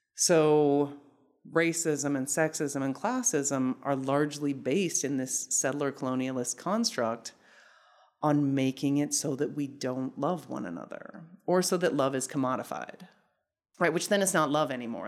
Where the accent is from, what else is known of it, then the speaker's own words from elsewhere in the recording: Salt Lake City, Utah, United States; moved away as an adult; I grew up in Salt Lake City, Utah from the time I was three until I left for graduate school.